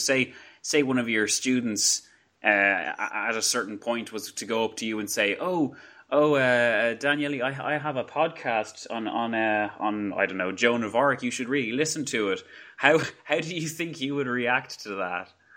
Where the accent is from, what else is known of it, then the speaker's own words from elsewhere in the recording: Ireland; accent: Irish; my very strong Irish accent